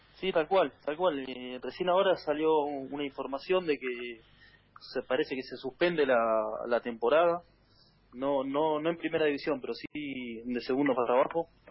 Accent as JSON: {"language": "Spanish", "country": "Argentina", "moved": "as an adult", "lives_now": "Azuaga, Spain", "said": "no estaba en mi país"}